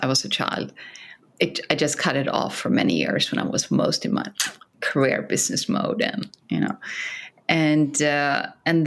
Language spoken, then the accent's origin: English; Sweden; English is a second language; moved away as an adult; now in San Francisco, United States; when I came to San Francisco from Sweden